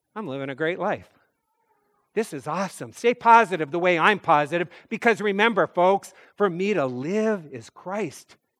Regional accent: North Dakota, United States; moved away; I'm a kid from North Dakota

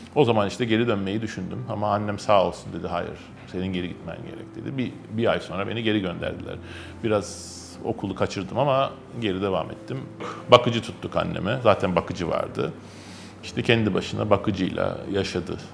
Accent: Istanbul, Turkey; also born or lived in Kurtuluş / Şişli / Zincirlikuyu; Benim çocukluğumun büyük bölümü Kadıköy'de geçti.

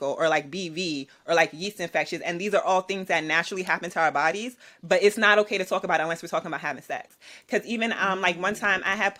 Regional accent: New York City, New York, United States; I'm an artist from Brooklyn, New York.

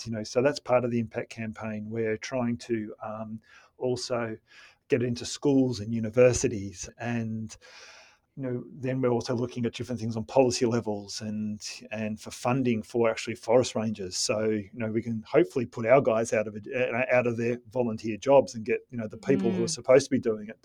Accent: Melbourne, Victoria, Australia; Melbourne International Film Festival, my hometown

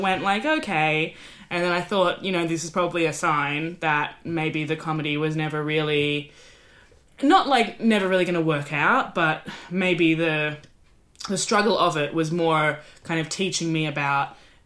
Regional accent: Australia; now in United Kingdom; I'm Australian in the UK

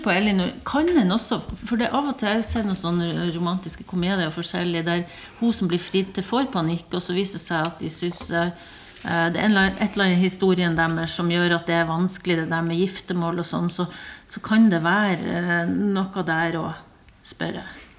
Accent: Bodø, Nordland, Norway; historie fra Bodø når jeg vokste opp eh, på 80-tallet

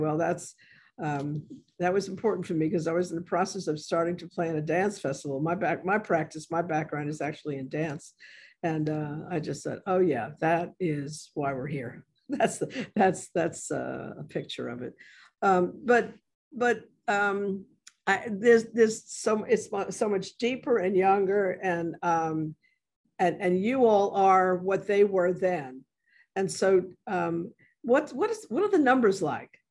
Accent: New York City, New York, United States; moved away as an adult; now in New Orleans, United States; originally from the South um, Bronx

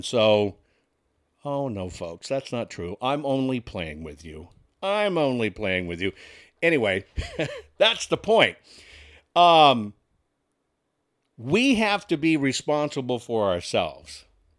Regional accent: Arkansas, United States; But don't forget I'm from Arkansas. Not only am I from Arkansas, but I've been married.

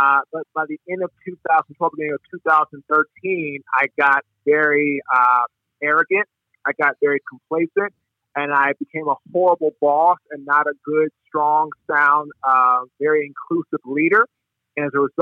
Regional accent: Washington, District of Columbia, United States; moved away as an adult; now in Raleigh, United States; I'm originally from Washington, D.C.

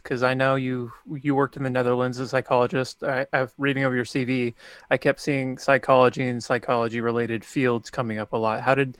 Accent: Woodland, California, United States; I've never lived in Boston, but I grew up in this general area that we're in, a lot in Woodland.

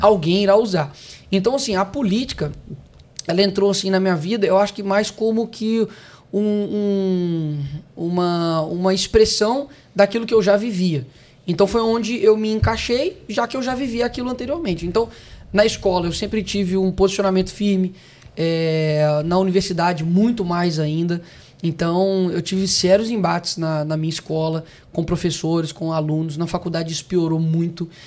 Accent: Belo Horizonte, Minas Gerais, Brazil; Eu sou de BH.

